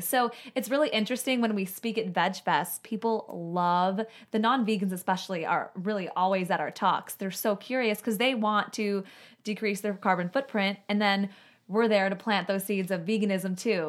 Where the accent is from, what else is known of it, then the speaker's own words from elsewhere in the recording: Chicago, Illinois, United States; moved away; also born or lived in Southwest Florida; I'm from Chicago